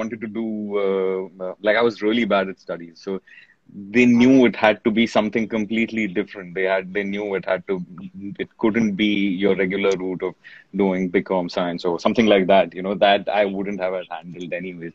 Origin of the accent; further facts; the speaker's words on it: Pune, Maharashtra, India; I'm from Pune.